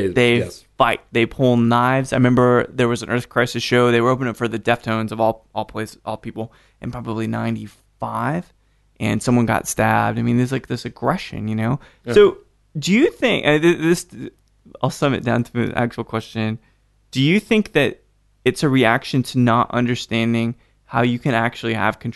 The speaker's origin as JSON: {"language": "English", "town": "Salt Lake City", "region": "Utah", "country": "United States", "tie": "born or raised there", "said": "Dude, I grew up in Salt Lake City, so, okay."}